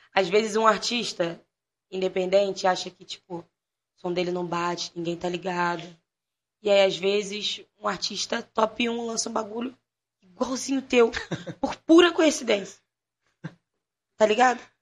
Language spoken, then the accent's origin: Portuguese; Rio de Janeiro, Brazil; also born or lived in Jacarepaguá / Sepetiba / Baixada Fluminense / Lapa; eu não nasci na Baixada. Eu nasci em Jacarepaguá, fui para a Zona Oeste, com oito anos eu fui conhecer a Baixada. Depois me mudei para Sepetiba, e com 14 eu voltei para Baixada